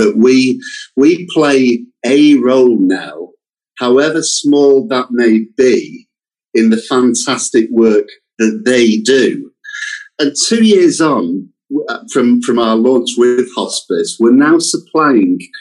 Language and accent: English; United Kingdom; accent: British; my accent does suggest that we are a British company